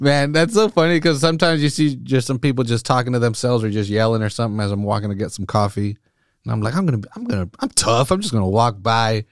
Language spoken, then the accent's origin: English; Salinas, California, United States; growing up in Salinas